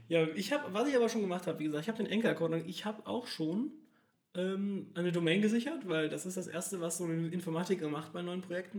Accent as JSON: {"language": "German", "town": "Cologne", "region": "North Rhine-Westphalia", "country": "Germany", "tie": "born or raised there", "said": "Ich komme tatsächlich aus Köln, bin schon immer im Großraum, habe schon immer im Großraum Köln gelebt."}